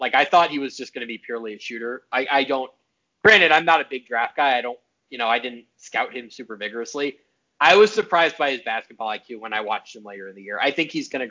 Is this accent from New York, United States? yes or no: yes; New York, United States; I'm from New York.